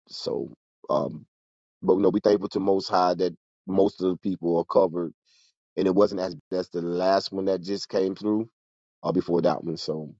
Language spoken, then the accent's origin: English; Fort Pierce, Florida, United States; now in Jacksonville, United States; Not on this side where I'm at, over here in Jacksonville, Florida. My hometown down south in Fort Pierce